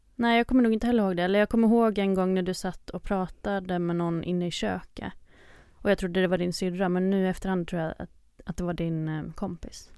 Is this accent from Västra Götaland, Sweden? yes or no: no; Ockelbo, Gävleborg County, Sweden; moved away as an adult; now in Stockholm, Sweden; jag kommer från Ockelbo som är en liten by i Gästrikland, nära Gävle men bor i Stockholm sedan fem år tillbaka